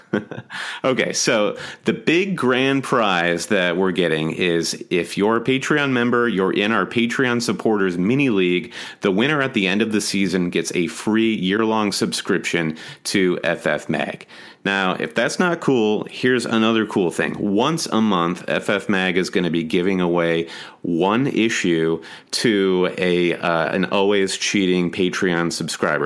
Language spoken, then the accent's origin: English; United States; we are American